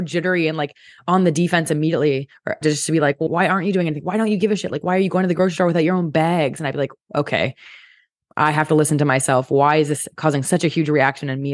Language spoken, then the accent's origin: English; Canada; I'm Canadian